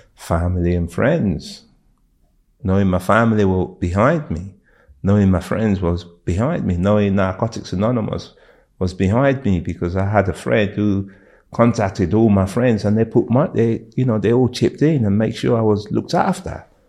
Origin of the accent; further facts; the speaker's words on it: London, United Kingdom; moved away as an adult; also born or lived in Thailand; I grew up in the West End